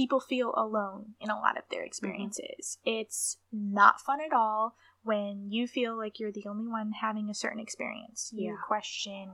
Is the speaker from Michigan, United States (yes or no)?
yes; Michigan, United States; moved away as an adult; also born or lived in New York; now in Ohio, United States; I was actually born in New York in an Amish community. And when I was 3, my family moved to Michigan to a different Amish community. And I grew up in Michigan